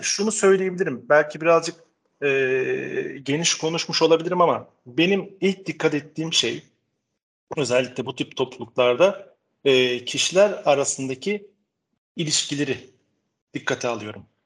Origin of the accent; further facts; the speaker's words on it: Istanbul, Turkey; also born or lived in Netherlands; 73 yılında İstanbul'da doğdum. Ee, bütün eğitim sürecimi İstanbul'da tam, tamamladım